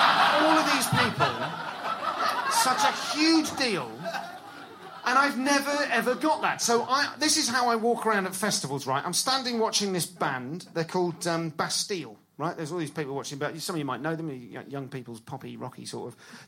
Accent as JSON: {"language": "English", "region": "London", "country": "United Kingdom", "said": "I'm from London."}